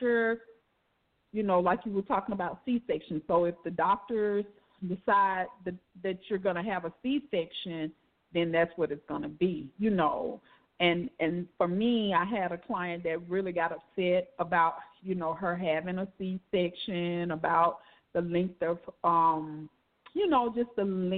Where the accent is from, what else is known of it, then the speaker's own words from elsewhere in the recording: Alabama, United States; I'm from Alabama